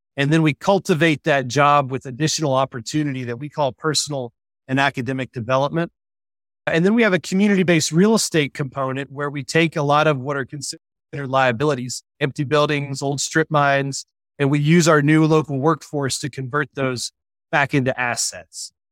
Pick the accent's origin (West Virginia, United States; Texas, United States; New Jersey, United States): West Virginia, United States; moved away as an adult; also born or lived in Indiana; I was born and raised in West Virginia